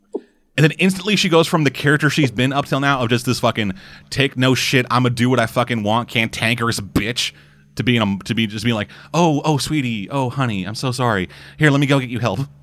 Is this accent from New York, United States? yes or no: yes; New York, United States; accent: New York; my New York accent